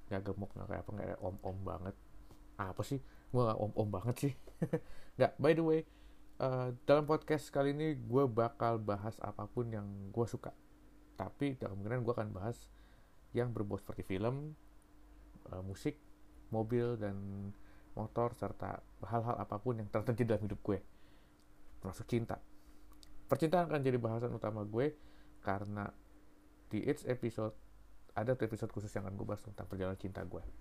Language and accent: Indonesian; Jakarta, Indonesia; also born or lived in Solo; Tapi gue sendiri besar di Jakarta dan baru kali ini gue merantau ke negeri orang.